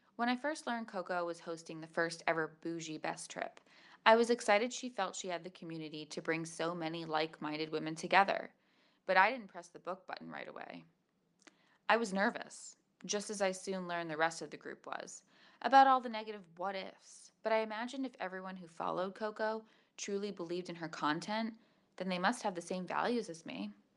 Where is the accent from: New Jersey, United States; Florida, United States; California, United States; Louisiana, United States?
Florida, United States; Palm Beach; I'm from Palm Beach, Florida